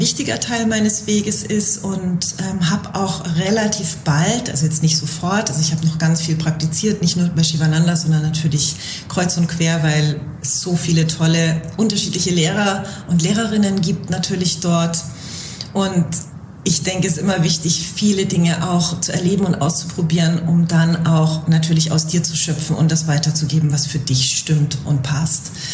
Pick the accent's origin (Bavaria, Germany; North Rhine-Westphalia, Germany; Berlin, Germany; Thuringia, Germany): Bavaria, Germany; moved away; ich komme ursprünglich aus Bayern